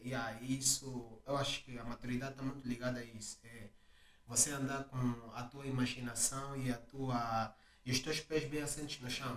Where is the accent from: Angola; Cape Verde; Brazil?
Angola; now in Portugal; podemos estar em Portugal, mas nós somos angolanos